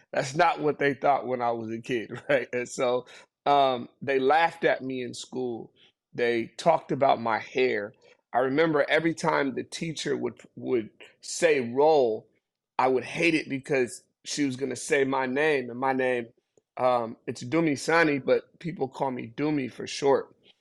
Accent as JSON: {"language": "English", "town": "Seattle", "region": "Washington", "country": "United States", "tie": "born or raised there", "also_born_or_lived": "Zimbabwe", "said": "I was actually born in Seattle, Washington"}